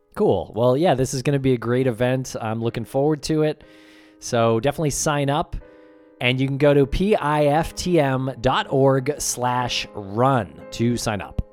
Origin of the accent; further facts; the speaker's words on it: Medford, Massachusetts, United States; I grew up in Medford, Massachusetts